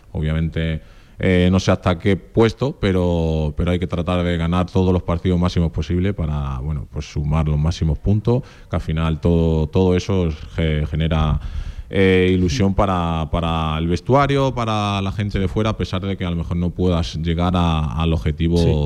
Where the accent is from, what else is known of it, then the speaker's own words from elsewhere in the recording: Extremadura, Spain; accent: extremeño; also born or lived in Portugal; now in Zaragoza, Spain; Pues realmente nací, nací en Portugal, pero claro, desde los cinco años yo viviendo en Extremadura